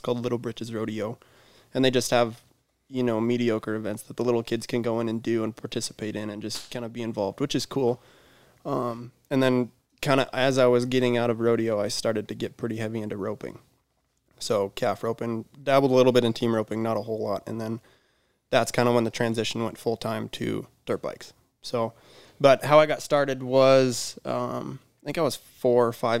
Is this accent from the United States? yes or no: yes; Rapid City, South Dakota, United States; also born or lived in California; I am born and raised here in Rapid City